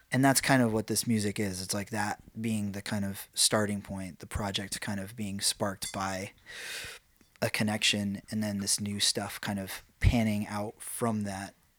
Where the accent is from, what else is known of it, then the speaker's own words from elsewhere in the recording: New York, United States; I'm from New York.